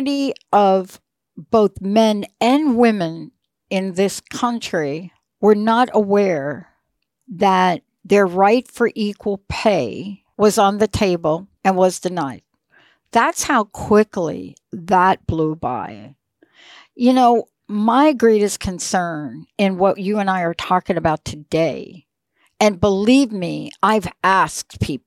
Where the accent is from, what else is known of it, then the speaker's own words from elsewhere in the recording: New York City, New York, United States; moved away as an adult; also born or lived in New Jersey / West Coast; I grew up in the Bronx. I grew up in New York and then New Jersey most of my adult life.